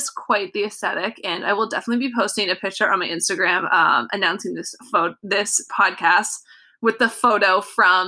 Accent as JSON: {"language": "English", "region": "Southern California", "country": "United States", "tie": "born or raised there", "said": "I grew up in Southern California"}